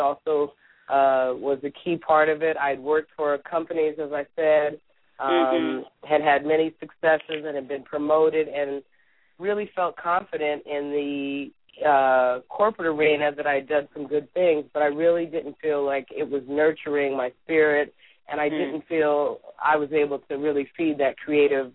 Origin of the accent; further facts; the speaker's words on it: California, United States; moved away as an adult; now in Washington, D.C., United States; growing up in California